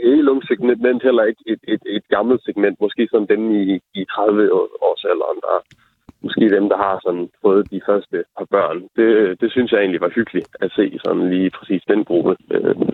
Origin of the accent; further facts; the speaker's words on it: Venø, Central Denmark Region, Denmark; moved away; jeg laver måske ikke lige det store på Venø. Det er jo bare der, hvor jeg voksede op